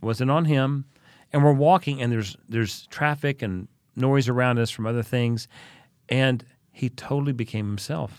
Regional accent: United States; moved away as an adult; also born or lived in Oklahoma / Texas; now in Vienna, Austria; I grew up in Oklahoma and Texas

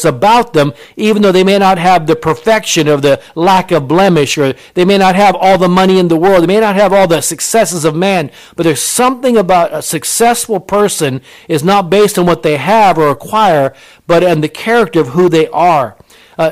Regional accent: Japan; I was born in Japan. My mother was Japanese

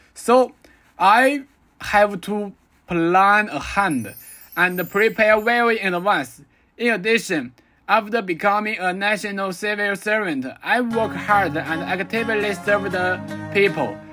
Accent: China

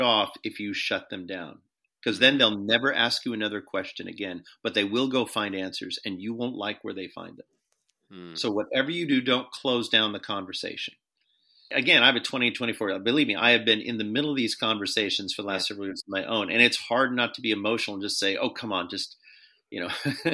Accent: United States; as American Christians

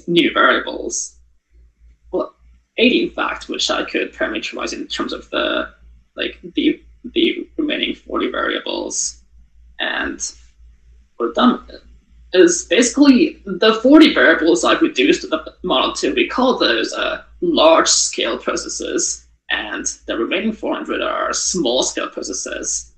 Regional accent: Tokyo, Japan; moved away as an adult; now in Waterloo, Canada; I was born in Japan, in Tokyo, and lived there for 18 years.

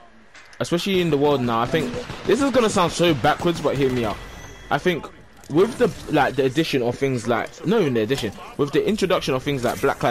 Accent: Jamaica; as a Jamaican, I'll be like, the things that make me proud of my skin and stuff like that is my music, my culture

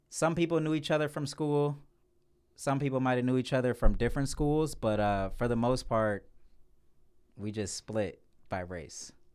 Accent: Cleveland, Ohio, United States; born and raised in Cleveland

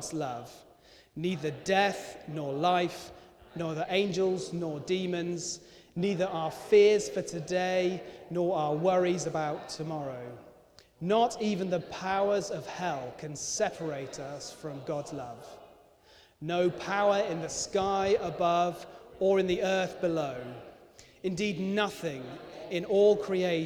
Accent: United Kingdom

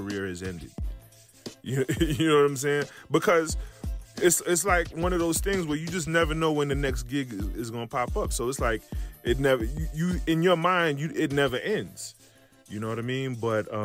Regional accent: New York City, New York, United States; moved away; also born or lived in the South; someone like me from New York, from being, you know, growing up in New York City

